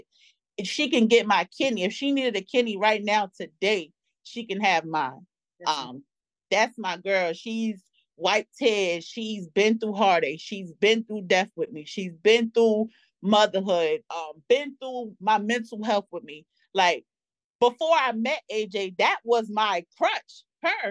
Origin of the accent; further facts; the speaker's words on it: New York, United States; In New York, my favorite childhood memory would have been Double Dutch. We used to play Double Dutch on the block all the time